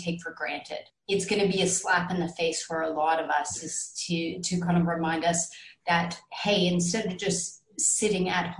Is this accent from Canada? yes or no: yes; Canada; moved away; I'm Canadian